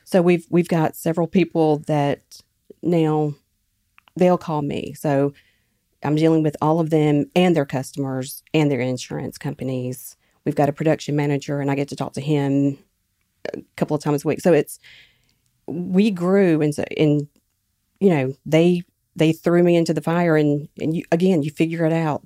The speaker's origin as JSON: {"language": "English", "town": "Quitman", "region": "Mississippi", "country": "United States", "tie": "born or raised there", "said": "my hometown, Quitman, Mississippi"}